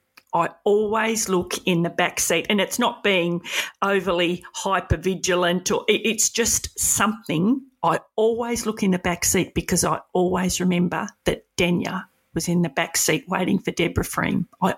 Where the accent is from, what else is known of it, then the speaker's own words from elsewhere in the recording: Edithvale, Victoria, Australia; And I come from Edithvale.